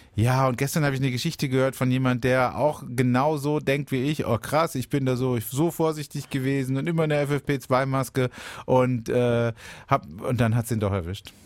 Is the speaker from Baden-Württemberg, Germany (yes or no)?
yes; Baden-Baden, Baden-Württemberg, Germany; bei uns in Baden-Baden